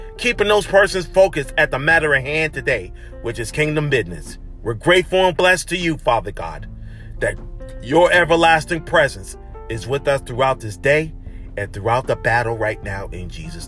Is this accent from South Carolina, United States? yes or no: yes; Charleston, South Carolina, United States; moved away; That's my hometown, Charleston, South Carolina